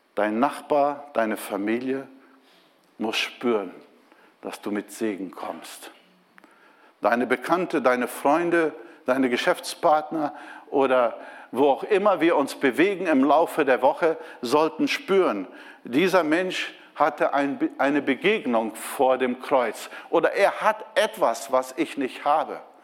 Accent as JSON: {"language": "German", "country": "Brazil", "also_born_or_lived": "Bremen, Germany", "moved": "as an adult", "lives_now": "Germany", "said": "ich bin Brasilianer"}